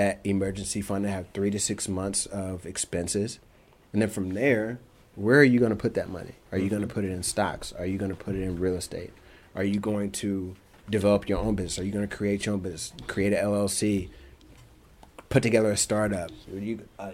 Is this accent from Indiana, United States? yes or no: yes; Indianapolis, Indiana, United States; moved away as an adult; also born or lived in Chicago; I'm from Indianapolis